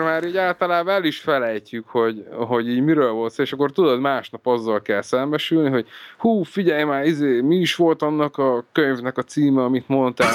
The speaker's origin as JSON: {"language": "Hungarian", "town": "Eger", "region": "Heves", "country": "Hungary", "tie": "born or raised there", "moved": "yes", "lives_now": "Budapest, Hungary", "said": "egri születésű vagyok"}